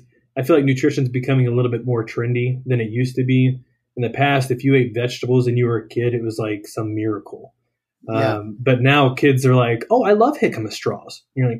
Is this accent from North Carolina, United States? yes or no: yes; Greensboro, North Carolina, United States; moved away as an adult; I am from originally Greensboro, North Carolina. So it's dead center of the state. That's where I grew up. I spent 18 years there.